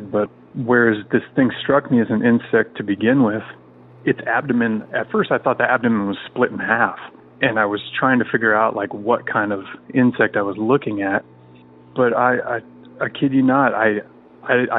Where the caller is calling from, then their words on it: Central Washington State, United States; I'm calling from Central Washington State